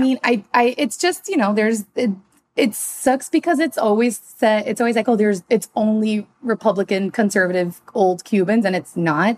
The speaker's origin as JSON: {"language": "English", "town": "Miami", "region": "Florida", "country": "United States", "moved": "yes", "lives_now": "Los Angeles, United States", "said": "I'm also from Miami"}